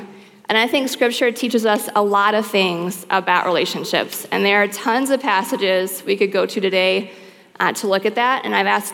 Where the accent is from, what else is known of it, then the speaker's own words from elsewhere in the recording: the South, United States; moved away; I grew up in the South